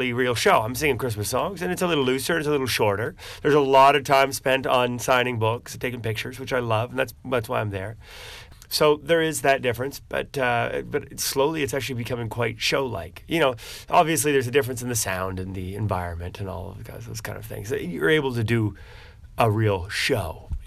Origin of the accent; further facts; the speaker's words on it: New Brunswick, Canada; moved away as an adult; now in Halifax, Canada; I grew up in New Brunswick